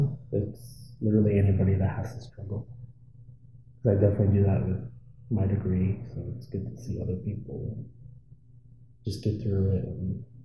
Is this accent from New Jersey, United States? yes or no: no; Anchorage, Alaska, United States; Well, I'm from Anchorage, Alaska. I was born here, but my birth mom was from Kotzebue.